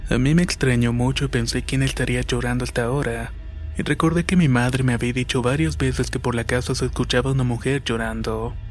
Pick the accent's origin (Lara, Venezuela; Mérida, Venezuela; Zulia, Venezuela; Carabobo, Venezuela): Carabobo, Venezuela; soy de Carabobo, Venezuela. En la época colonial, este estado fue la capital